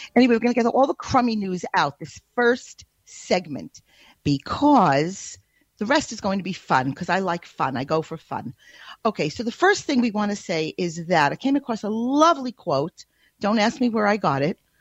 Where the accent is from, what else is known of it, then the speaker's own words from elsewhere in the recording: United States; As an American